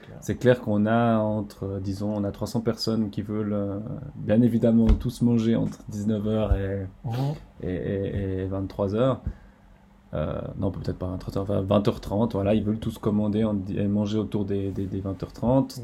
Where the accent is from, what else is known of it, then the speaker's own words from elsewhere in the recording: Estavayer-le-Lac, Fribourg, Switzerland; je viens d'Estabayer-le-Lac